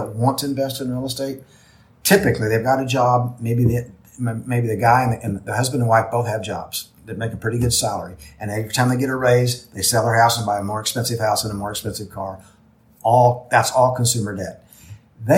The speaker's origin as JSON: {"language": "English", "town": "Springfield", "region": "Missouri", "country": "United States", "tie": "born or raised there", "said": "my hometown, Springfield, Missouri, which is known for cashew chicken."}